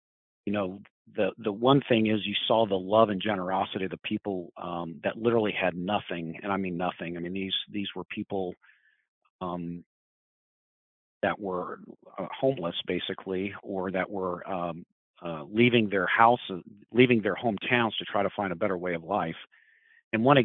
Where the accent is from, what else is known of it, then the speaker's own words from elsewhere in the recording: Edmond, Oklahoma, United States; moved away as an adult; also born or lived in New York; I grew up in Oklahoma. I grew up basically in a fairly homogenous suburb of Oklahoma City. In a town called Edmond